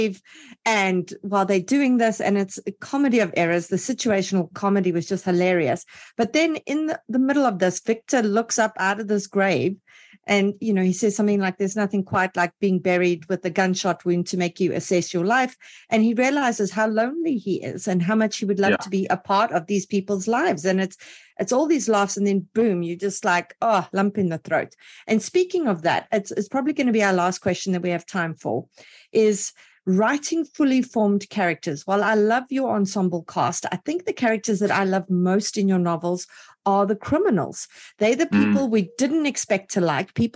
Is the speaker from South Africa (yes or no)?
yes; South Africa; I'm from South Africa